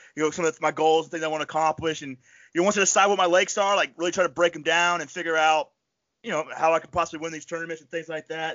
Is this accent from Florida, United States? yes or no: yes; Florida Panhandle, United States; moved away; I grew up in the Panhandle